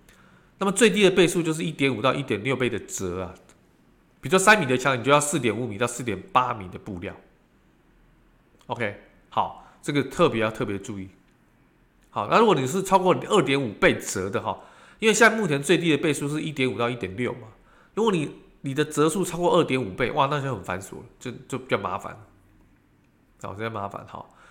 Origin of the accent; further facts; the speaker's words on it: Taiwan; 在我们台湾人跟中国人的这个虎年当中啊